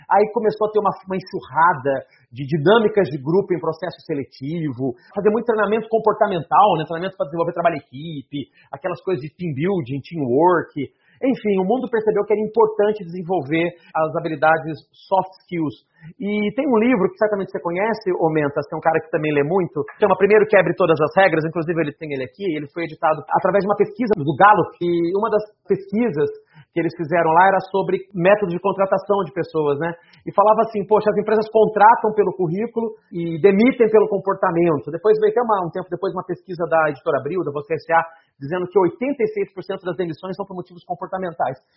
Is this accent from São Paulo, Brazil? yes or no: yes; São Paulo, Brazil; Eu sou do interior de São Paulo, fui para São Paulo fazer um treinamento onde lá falava sobre seleção por competências.